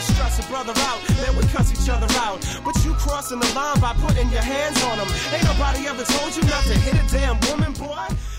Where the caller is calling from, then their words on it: Glen Ellyn, Illinois, United States; calling from Glen Ellen.